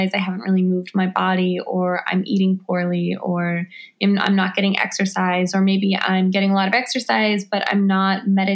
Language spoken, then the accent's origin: English; Washington, District of Columbia, United States; I'm an author, activist, filmmaker, and photographer born and raised in Washington, D.C.